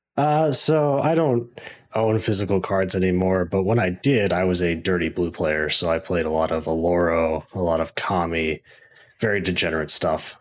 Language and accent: English; Missouri, United States; also born or lived in Columbia, Missouri; now in St. Louis, United States; I was born and raised in Missouri, went to school in Mizzou, and moved to Saint Louis, been here doing I T stuff ever